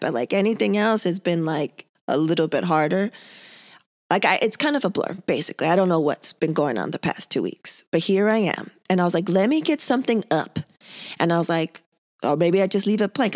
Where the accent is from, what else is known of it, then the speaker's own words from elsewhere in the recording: San Diego, California, United States; born and raised in San Diego, two weeks away from the border